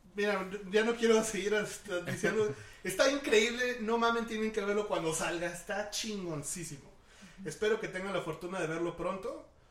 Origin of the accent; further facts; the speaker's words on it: Mexico; todas las personas que somos mexicanos